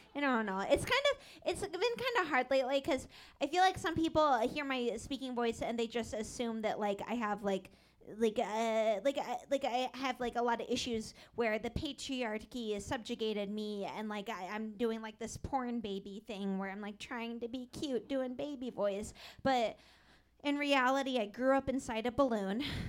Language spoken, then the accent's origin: English; Seattle, Washington, United States; I grew up in Seattle